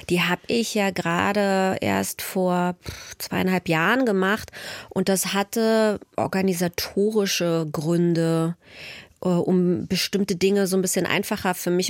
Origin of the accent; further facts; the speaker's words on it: East Germany, Germany; ich würde mich immer ganz stark als, als Ostdeutsche bezeichnen und gleichzeitig aber eben auch als Jüdin.